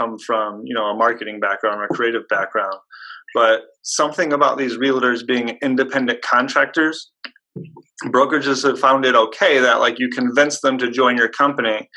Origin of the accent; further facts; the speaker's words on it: Hobart, Indiana, United States; I grew up in a small town in Indiana. It's called Hobart. It's near Gary, Indiana